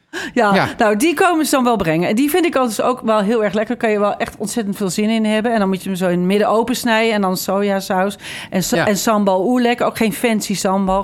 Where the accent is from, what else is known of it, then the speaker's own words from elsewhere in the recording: Haarlem, North Holland, Netherlands; also born or lived in The Hague; Wij woonden in Haarlem. Mijn middelbare schooltijd woonde ik daar